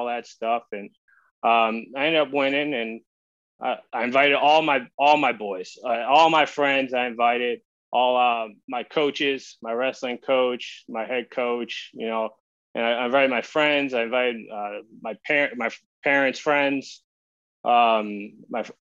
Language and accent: English; Natick, Massachusetts, United States; moved away; also born or lived in Painesville, Ohio; I grew up in Natick, Massachusetts.